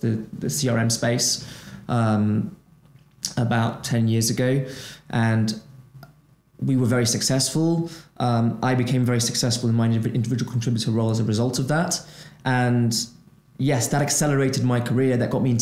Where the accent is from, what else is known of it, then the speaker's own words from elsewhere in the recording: Brazil; moved away as an adult; I'm originally from Brazil. I'm an economic migrant, right? I moved away from Brazil